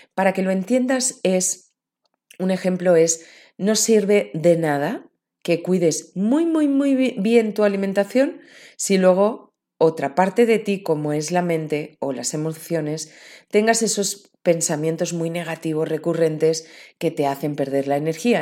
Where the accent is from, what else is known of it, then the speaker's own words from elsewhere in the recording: Valencian Community, Spain; en mi tierra, en mis tierras valencianas, en el interior de Valencia